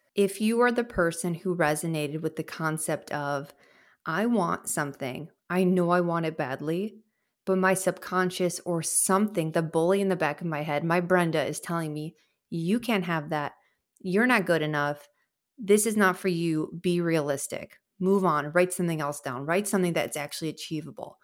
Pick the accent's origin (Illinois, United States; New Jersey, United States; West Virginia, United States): Illinois, United States; Chicago; I'm from Chicago